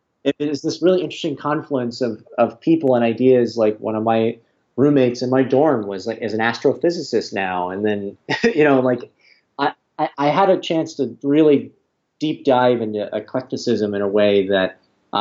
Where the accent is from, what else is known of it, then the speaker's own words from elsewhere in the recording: Greenwood, Indiana, United States; also born or lived in Bloomington, Indiana; I grew up in Indiana, which, you know, was, in Greenwood